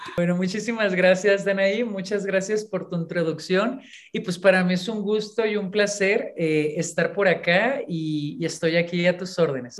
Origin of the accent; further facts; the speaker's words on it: Ensenada, Baja California, Mexico; moved away as an adult; also born or lived in Mexicali / Puebla; yo nací en Mexicali, pero siempre que a mí me preguntan de dónde eres originaria, yo muy orgullosamente digo que de Ensenada, Baja California nací en Mexicali y nos fuimos a vivir, yo cuando era, era niña, era pequeña todavía, a Ensenada.